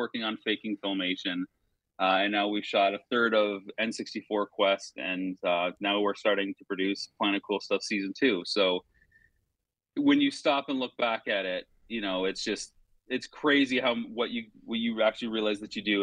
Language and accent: English; London, Ontario, Canada; after leaving my hometown of London, Ontario.